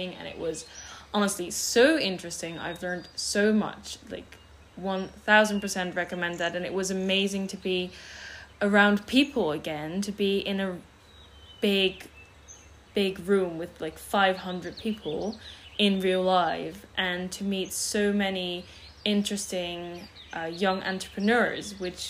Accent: Netherlands; first language Dutch; English is a second language; also born or lived in Switzerland (French part) / London, United Kingdom; My mother tongue is Dutch

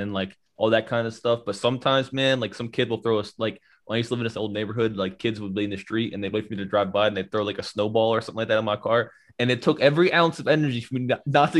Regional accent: Bridgeport, United States; also born or lived in Louisiana; I grew up in Bridgeport when I moved back from Louisiana

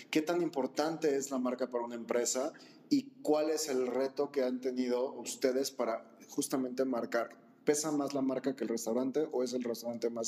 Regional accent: Mexico City, Mexico; somos chilangos ya que aventarnos

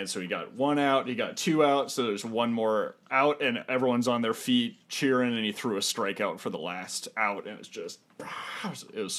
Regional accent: Minnesota, United States; as a Minnesotan.

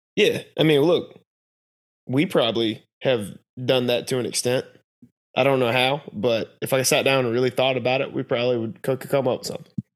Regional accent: North Carolina, United States; we're from North Carolina

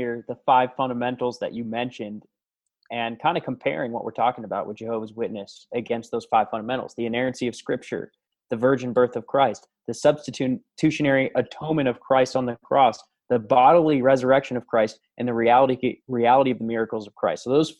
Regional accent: Colorado, United States; We're from Colorado.

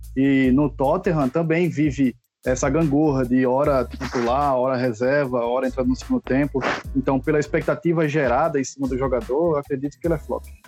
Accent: Recife, Pernambuco, Brazil; now in Alagoas, Brazil; Eu moro em Alagoas, mas é, nasci em Recife.

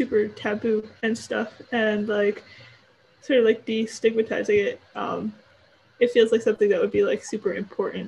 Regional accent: New York City, New York, United States; I'm a freshman and I am from New York City.

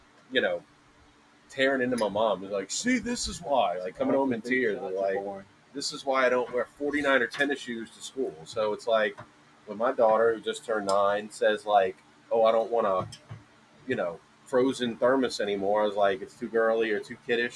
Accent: New Orleans, Louisiana, United States; growing up in New Orleans in the 90s

